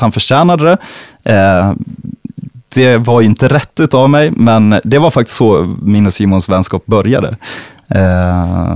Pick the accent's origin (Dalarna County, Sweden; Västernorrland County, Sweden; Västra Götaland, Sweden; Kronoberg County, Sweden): Dalarna County, Sweden; Falun; also born or lived in Stockholm; now in Gotland, Sweden; jag kommer från Falun